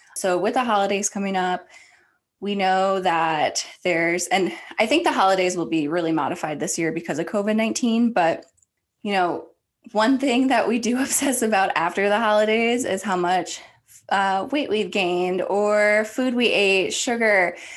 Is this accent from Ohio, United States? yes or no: yes; Ohio, United States; I grew up in Ohio.